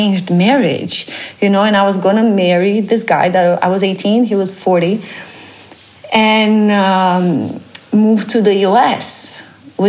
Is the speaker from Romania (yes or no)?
yes; Romania; moved away as an adult; now in Netherlands; I come from Romania, Eastern Europe